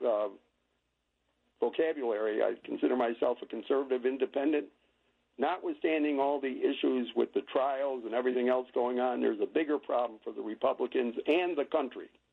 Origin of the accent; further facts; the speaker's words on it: Georgia, United States; I'm from Georgia